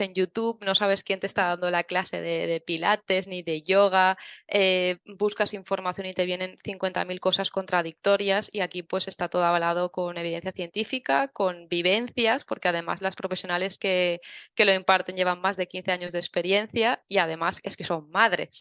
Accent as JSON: {"language": "Spanish", "town": "Tavernes de la Valldigna", "region": "Valencian Community", "country": "Spain", "said": "soy de Tabernes de la Vaidigna, que es un pueblecito de Valencia"}